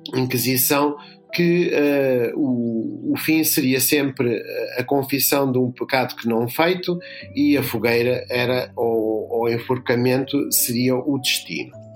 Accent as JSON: {"language": "Portuguese", "region": "Lisbon", "country": "Portugal", "tie": "born or raised there", "said": "eu nasci em Lisboa, na freguesia São Bartolomeu do Beato, mas os meus pais eram de uma terra no sul de, de Espanha, na Andaluzia"}